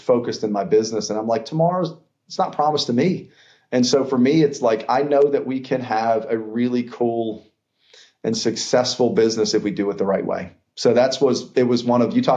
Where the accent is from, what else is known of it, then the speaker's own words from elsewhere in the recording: Pittsburgh, Pennsylvania, United States; also born or lived in Atlanta, Georgia; now in Savannah, United States; we grew up in Pittsburgh